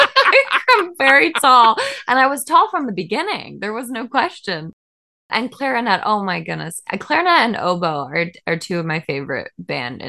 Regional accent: Seattle, Washington, United States; I grew up in Seattle, Washington.

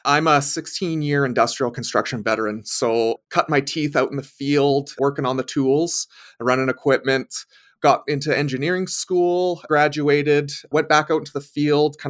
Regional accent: Edmonton, Alberta, Canada; Born and raised an Edmontonian, proud Edmontonian

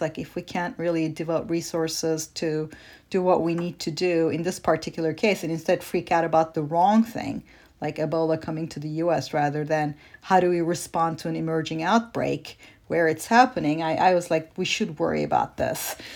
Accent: Turkey; moved away; I grew up in Turkey

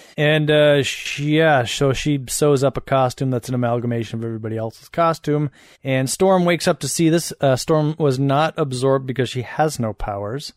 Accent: Madison, Wisconsin, United States; Madison, my hometown

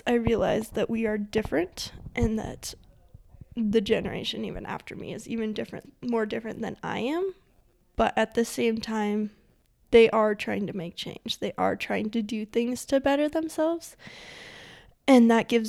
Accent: Forest Grove, Montana, United States; I grew up in Forest Grove, Montana, which I love to say is a real-life ghost town.

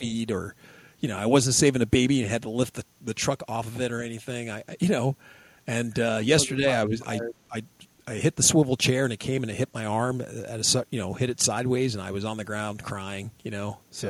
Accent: United States; I'm from America.

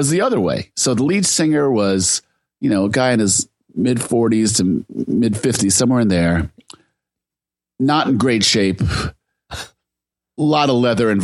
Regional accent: Silicon Valley, California, United States; I'm from Silicon Valley

